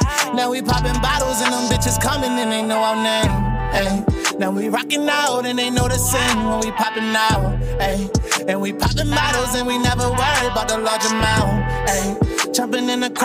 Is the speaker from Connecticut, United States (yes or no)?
no; Baltimore, Maryland, United States; I grew up in Baltimore City